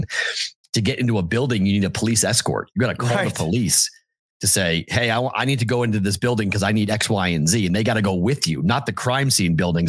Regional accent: Boston, Massachusetts, United States; now in Las Vegas, United States; you got a guy from Boston here who's your professor.

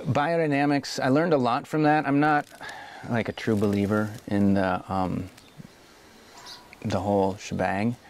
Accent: Iowa, United States; now in Oregon, United States; growing up in Iowa and being surrounded by corn

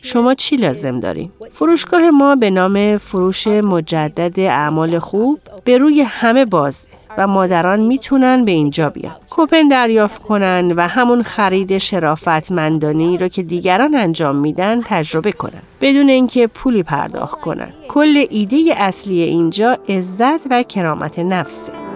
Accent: Dearborn, Michigan, United States; من در قسمت جنوبی دیربورن خارج از دیترویت بزرگ شدم.

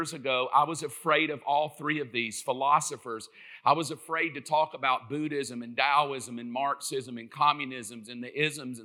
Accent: South Georgia, United States; I'm from South Georgia.

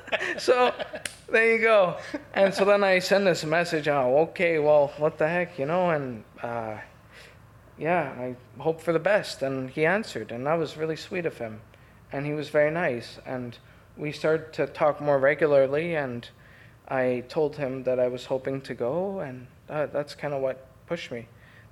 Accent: Canada; Hi, I'm …. I'm from Canada. I just found you on a documentary. I think you're really cool, and I'd like to meet you if I ever go to Spain.

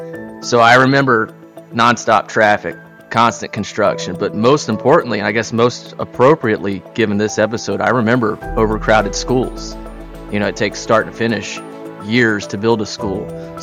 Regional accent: McDonough, Georgia, United States; I grew up in McDonough, Georgia in the late 90s, early 2000s, which was, depending on the metric used, either the fastest-growing city in America at the time or at least in the top five.

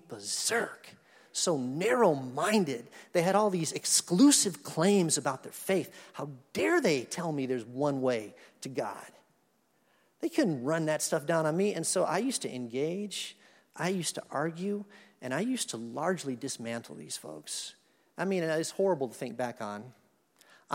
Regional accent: Madison, Wisconsin, United States; I was born in Madison, Wisconsin. My parents were going to graduate school there in 1966

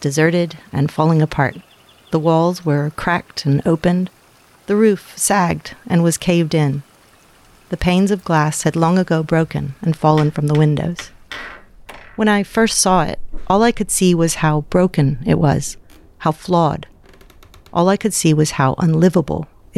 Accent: United States; moved away as an adult; now in Australia; I was born and raised in America, and then married and moved to Australia

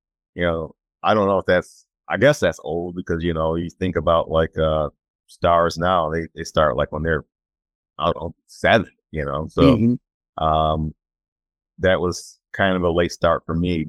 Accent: Chicago, Illinois, United States; I grew up in the Chicagoland area

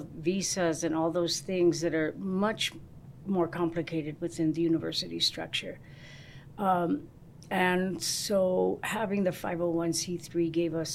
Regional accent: Albuquerque, New Mexico, United States; I was from Albuquerque, New

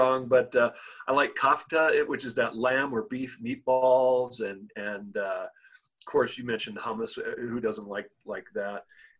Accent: Lebanon; also born or lived in Africa; now in United States; lived in the United States for many years, been through the education system here, lived in Africa, born and raised in Lebanon.

